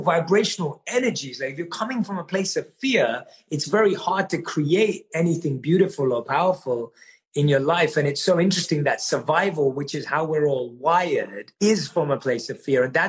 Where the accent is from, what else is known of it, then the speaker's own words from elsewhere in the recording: London, United Kingdom; moved away as an adult; also born or lived in India; I grew up, like I said, born and raised in London